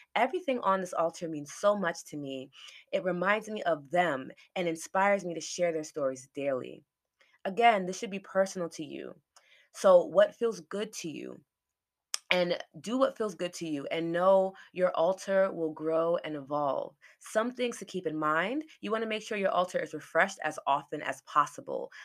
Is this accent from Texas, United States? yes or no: no; New York City, New York, United States; I was born in New York